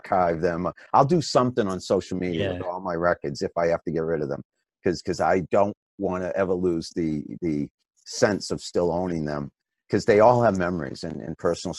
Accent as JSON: {"language": "English", "town": "Franklin", "region": "Massachusetts", "country": "United States", "tie": "born or raised there", "said": "in Franklin, Massachusetts, where I grew up"}